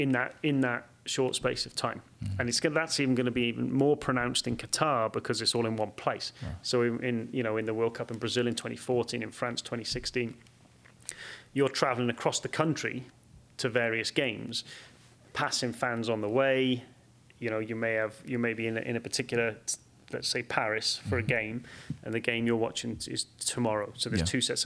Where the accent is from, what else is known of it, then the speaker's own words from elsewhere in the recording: Wales, United Kingdom; moved away as an adult; now in United States; I grew up in Wales, and I love it. And I moved to America, and I absolutely love it